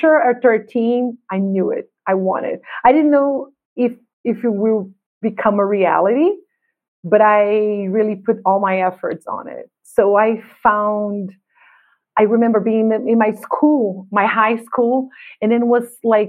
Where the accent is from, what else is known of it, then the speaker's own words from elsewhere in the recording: Brazil; I'm from Brazil